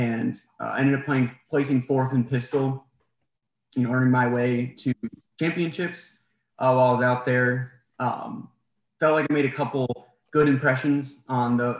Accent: New Hampshire, United States; moved away as an adult; also born or lived in Hawaii; now in Virginia, United States; I was raised in New Hampshire

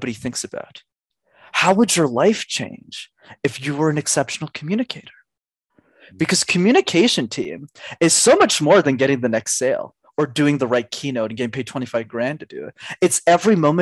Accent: Canada; I'm Canadian

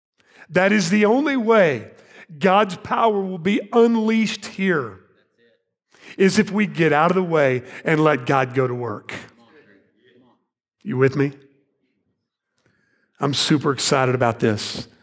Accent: Arlington, Texas, United States; also born or lived in Fort Worth, Texas; I was born in 1970 in Fort Worth, Texas. You know where that is? Go Frogs. TCU, right? Who's for TCU? All right. I moved to Arlington, Texas in 1977. My parents bought a house out there, started school, grew up there.

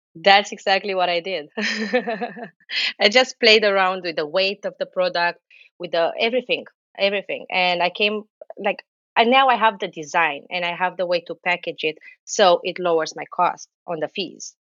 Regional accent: Romania; now in New Jersey, United States; I'm Romanian, but living in New Jersey

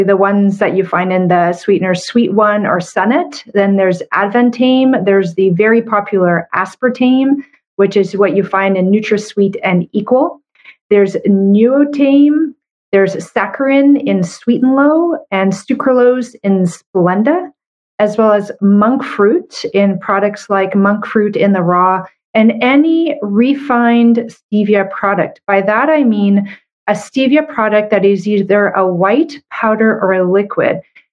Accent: Canada; I'm a Canadian medical doctor

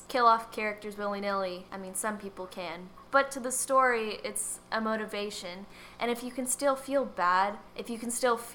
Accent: Texas, United States; We're from Texas

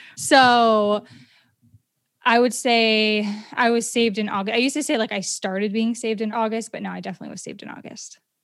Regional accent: Maine, United States; I'm from Maine

